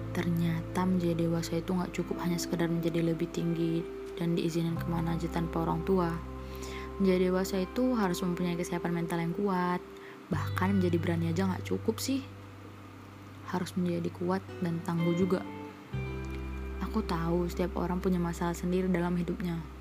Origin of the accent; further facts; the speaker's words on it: Medan, North Sumatra, Indonesia; born there; Aku lahir di kota Medan 21 tahun yang lalu.